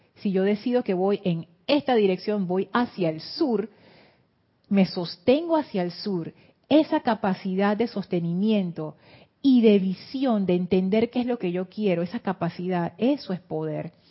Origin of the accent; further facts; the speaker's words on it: Panama; vengo de Panamá